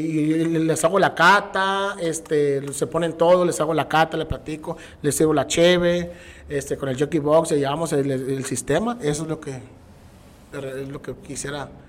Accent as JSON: {"language": "Spanish", "region": "Tabasco", "country": "Mexico", "accent": "Tabasqueño", "lives_now": "Tijuana, Mexico", "said": "lo que sí intenté, no al 100%, pero cambiar mi acento tabasqueño."}